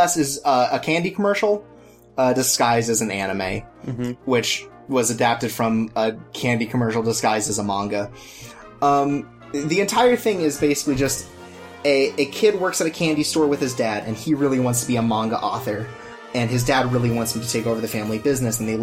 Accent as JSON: {"language": "English", "country": "United States", "said": "me as an American"}